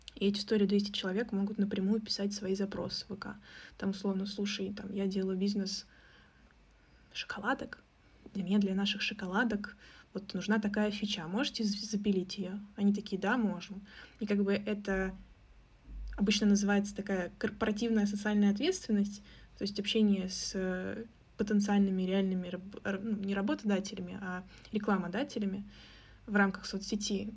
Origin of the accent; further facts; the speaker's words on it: Russia; у нас русские мордашки